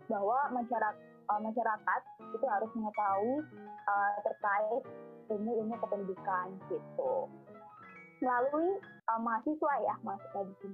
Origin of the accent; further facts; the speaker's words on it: Surabaya, East Java, Indonesia; Oke, aku uh, asal Surabaya.